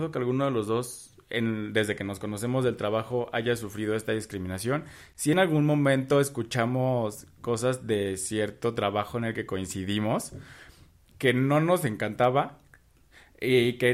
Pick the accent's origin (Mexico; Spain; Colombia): Mexico; Yo soy mexicano, yo.